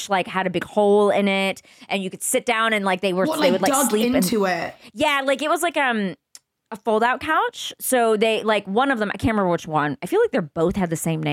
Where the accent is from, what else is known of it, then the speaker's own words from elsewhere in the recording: Texas, United States; I grew up in Texas